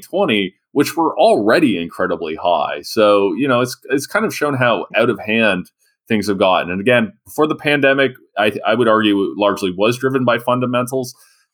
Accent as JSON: {"language": "English", "town": "London", "region": "Ontario", "country": "Canada", "said": "I'm from London, Ontario"}